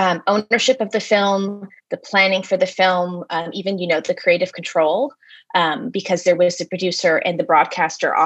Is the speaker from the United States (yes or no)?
no; Canada; I'm Canadian